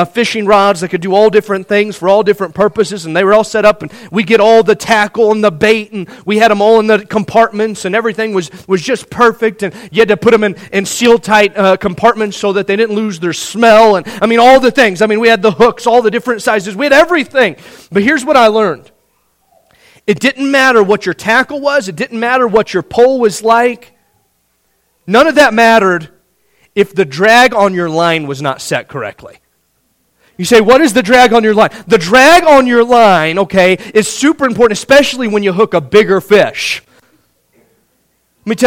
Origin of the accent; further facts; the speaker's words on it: Indiana, United States; Growing up in Indiana